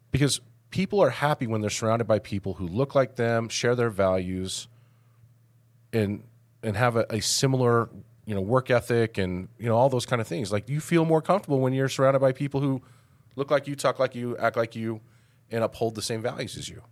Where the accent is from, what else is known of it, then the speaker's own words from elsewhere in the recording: Denver, Colorado, United States; now in Farmington, United States; I grew up in Denver, and very multicultural area